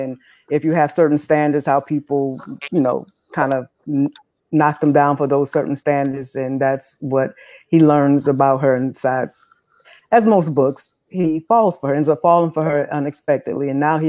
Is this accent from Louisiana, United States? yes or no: yes; New Orleans, Louisiana, United States; I'm from New Orleans.